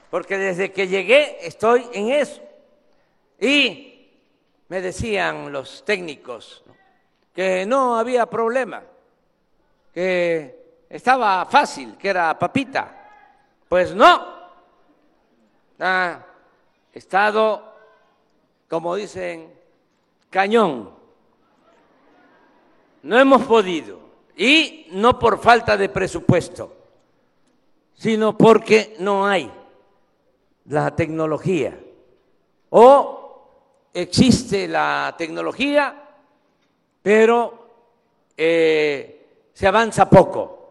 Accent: Mexico; soy el mexicano que más conoce todos los municipios de México, todos.

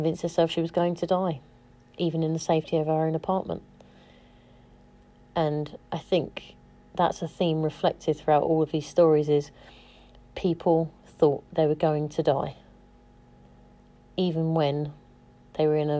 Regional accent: United Kingdom; now in London, United Kingdom; as a British person

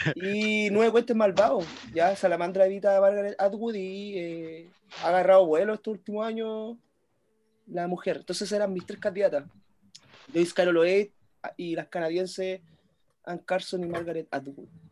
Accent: Chile; yo siendo chileno

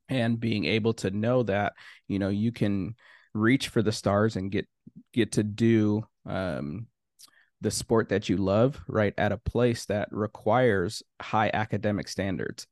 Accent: Minnesota, United States; also born or lived in Haiti; I'm from Haiti originally, but grew up in Minnesota

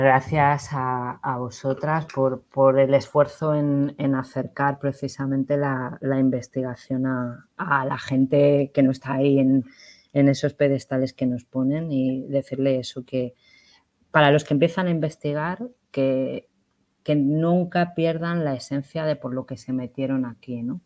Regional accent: Cuenca, Castilla-La Mancha, Spain; era en Cuenca, en mi tierra

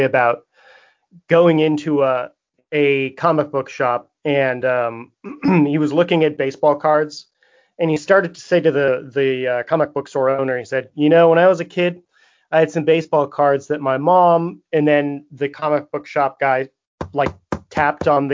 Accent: San Francisco, California, United States; I'm from San Francisco

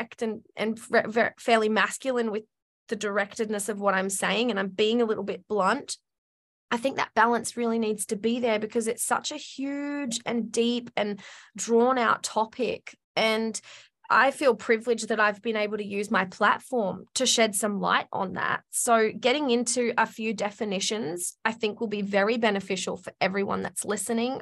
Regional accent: Australia; I'm Australian

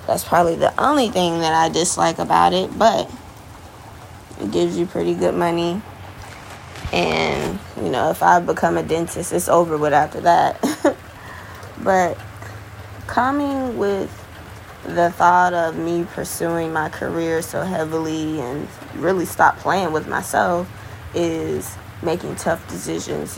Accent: Florida, United States; also born or lived in Virginia; I'm from Florida, so this is where I reside right now

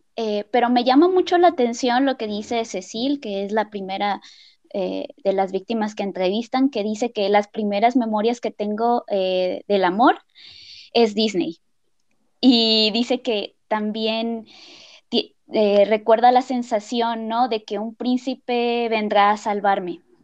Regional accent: Colima, Mexico; moved away as an adult; now in San Luis Potosí, Mexico; soy de Colima, pero tengo cinco años viviendo en San Luis Potosí

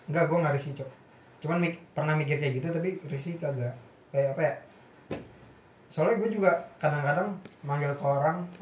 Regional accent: Jabodetabek, Indonesia; kalau karena kita anak Jabodetabek ya?

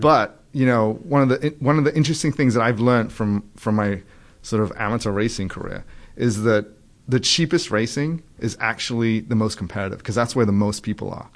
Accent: England, United Kingdom; moved away as an adult; also born or lived in Trinidad; now in United States; when I was nine, um, and I went to live in England.

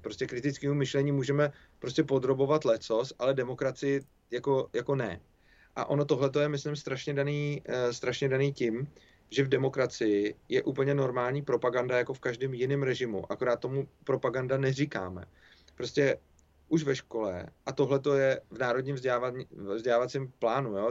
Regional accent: Czechia; my Češi

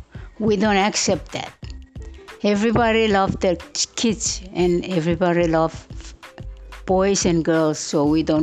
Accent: Chuuk, Micronesia; I'm from Chuuk. I'm 74 years old.

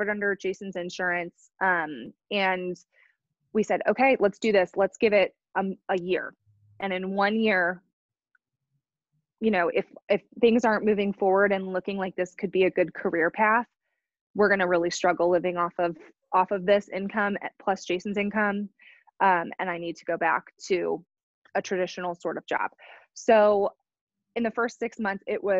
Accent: Chicago, Illinois, United States; now in Kansas City, United States; I'm from Chicago originally

